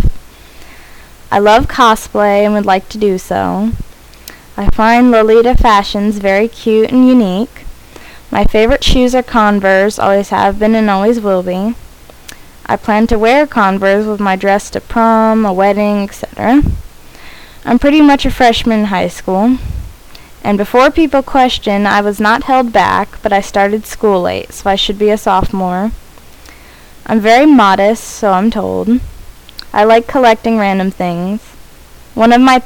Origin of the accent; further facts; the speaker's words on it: San Francisco, California, United States; I was born in San Francisco